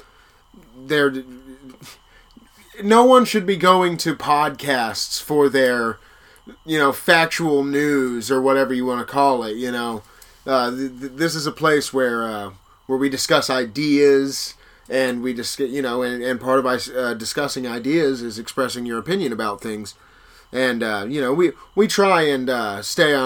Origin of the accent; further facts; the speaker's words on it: Kansas, United States; also born or lived in Texas Hill Country; now in Texas, United States; I grew up in Kansas. Well, I lived up there for about 6 years anyway.